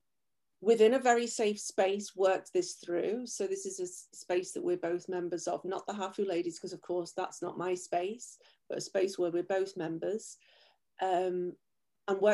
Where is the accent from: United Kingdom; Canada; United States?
United Kingdom; England; moved away; I was raised in England